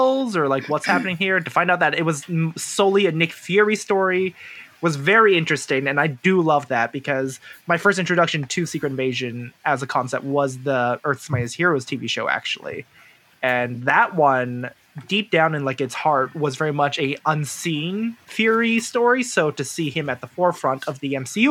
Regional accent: Canada; I'm a Canadian.

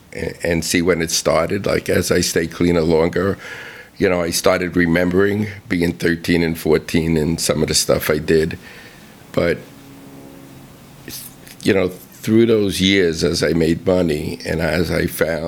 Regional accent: Bronx, New York, United States; Yeah, well, it was a middle-class neighborhood. My father actually owned a butcher shop around the corner from where we lived.

